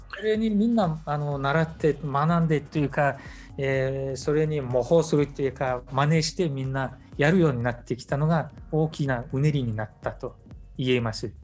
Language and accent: Japanese; Mongolia; モンゴル人としての遊牧というものを大事にする